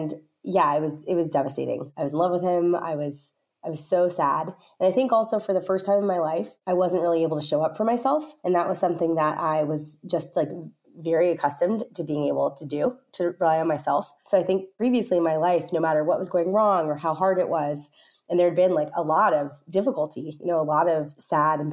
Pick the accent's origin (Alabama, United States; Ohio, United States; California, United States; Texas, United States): California, United States; Stockton; I'm originally from Stockton, California, which is a small city in the Central Valley, and I'm one of seven children